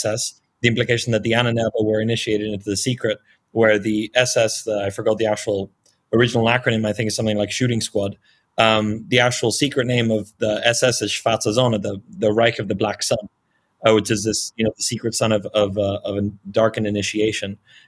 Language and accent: English; Marbella, Andalusia, Spain; It's a very little known research project that allegedly occurred in Marbella, which is my hometown, which is where I am currently in, with very promising leads.